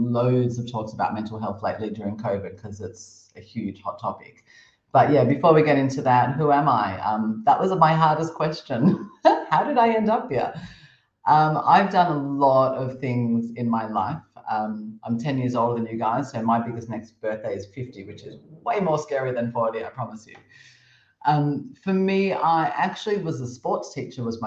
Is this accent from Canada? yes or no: no; Australia; moved away as an adult; also born or lived in Cambodia; now in Thailand; As an Australian